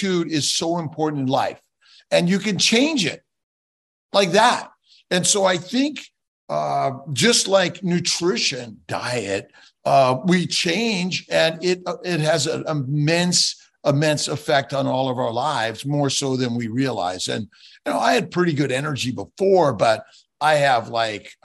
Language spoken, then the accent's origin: English; Los Angeles, California, United States; born and raised in Los Angeles